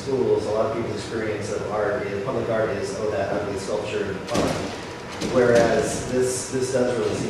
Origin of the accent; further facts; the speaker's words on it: Sunnyvale, California, United States; moved away; I'm not from the Silicon Valley now, but I grew up in Sunnyvale